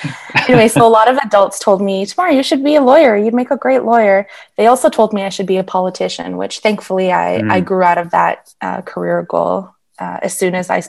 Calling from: Yellowknife, Northwest Territories, Canada; No, I'm calling from Yellowknife.

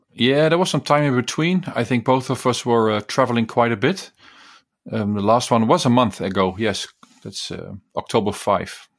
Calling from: The Hague, South Holland, Netherlands; I'm calling in from The Hague in the Netherlands.

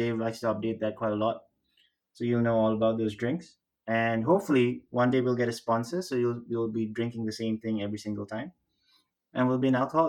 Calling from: Singapore; I'm calling in from Singapore.

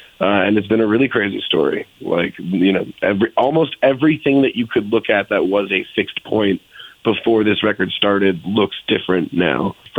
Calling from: Los Angeles, California, United States; We are all in L.A. right now, and it's super sunny and nice.

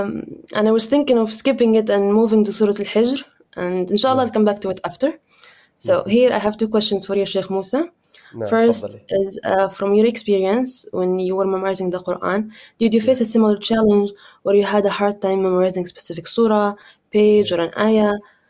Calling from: Canada

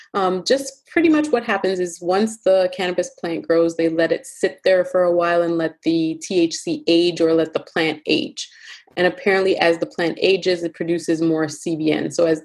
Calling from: Toronto, Ontario, Canada; I am joining you from Toronto, Ontario, Canada.

